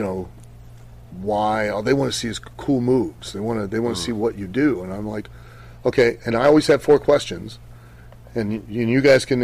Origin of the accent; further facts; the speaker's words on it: Ohio, United States; I grew up in Ohio